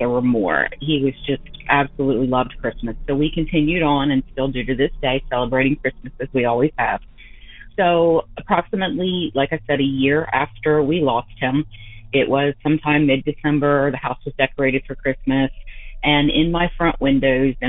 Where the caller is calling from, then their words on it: Delaware, United States; I'm calling from Delaware.